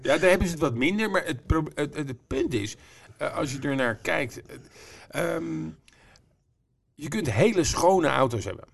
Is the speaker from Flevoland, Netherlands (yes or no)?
yes; Almere, Flevoland, Netherlands; Ik kom uit Almere.